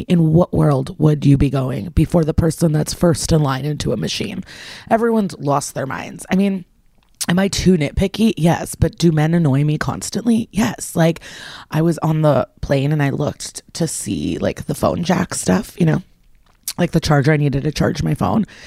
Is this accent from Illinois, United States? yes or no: yes; Skokie, Illinois, United States; moved away; I'm actually in the hotel right now in my hometown of Skokie